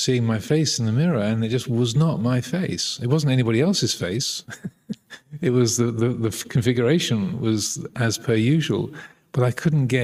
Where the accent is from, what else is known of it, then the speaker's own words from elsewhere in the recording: England, United Kingdom; being English